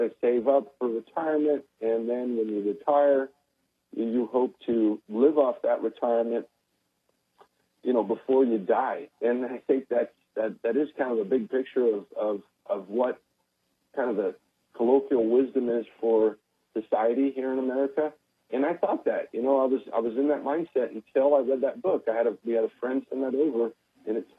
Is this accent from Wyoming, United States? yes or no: yes; Laramie, Wyoming, United States; moved away as an adult; Laramie, Wyoming is my hometown.